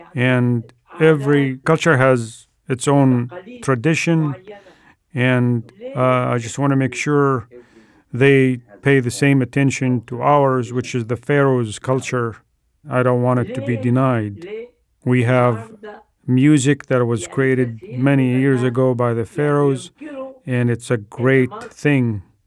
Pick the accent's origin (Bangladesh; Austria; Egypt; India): Egypt; English is a second language; moved away as an adult; now in Seattle, United States; So I have been in Seattle for 38 years. I was born in Egypt.